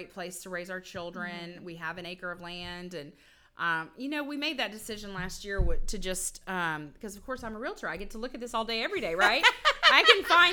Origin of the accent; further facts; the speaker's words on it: Spring, Texas, United States; also born or lived in San Antonio, Texas / Houston, Texas; I grew up in Spring.